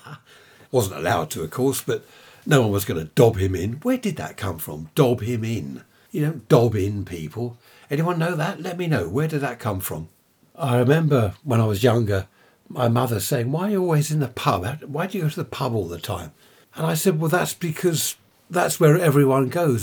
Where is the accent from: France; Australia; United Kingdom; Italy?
United Kingdom; we're British.